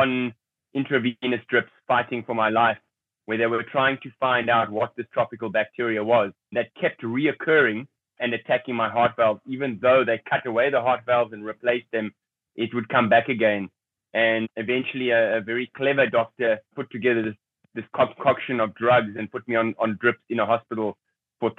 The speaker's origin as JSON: {"language": "English", "country": "South Africa", "tie": "born or raised there", "said": "I grew up in a middle-class family in South Africa during that time"}